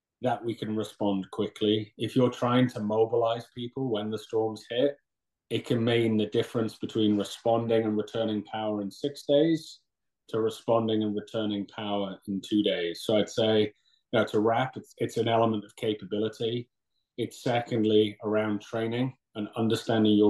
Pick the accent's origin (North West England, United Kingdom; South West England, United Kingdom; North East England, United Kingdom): North East England, United Kingdom; Newcastle upon Tyne; moved away as an adult; also born or lived in London / Syracuse; now in New York, United States; I'm originally from Newcastle, England, in the Northeast